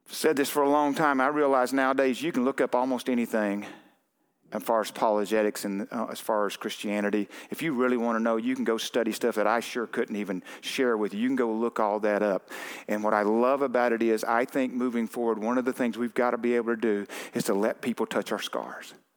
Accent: Arkansas, United States; moved away; I'm from Arkansas. I was there too long

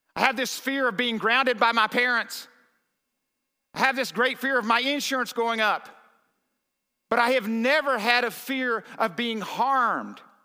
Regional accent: the South, United States; I was raised in the South

